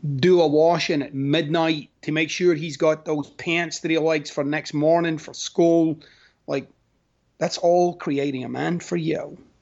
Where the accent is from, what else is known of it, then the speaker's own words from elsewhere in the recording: Scotland, United Kingdom; moved away; I'm Scottish